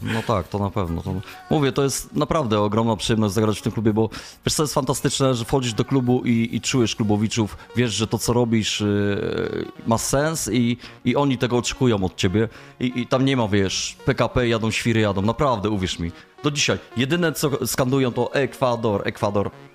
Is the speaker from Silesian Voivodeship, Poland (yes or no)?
no; Ostrów Wielkopolski, Greater Poland, Poland; Ostrów Wielkopolski to moje rodzinne miasto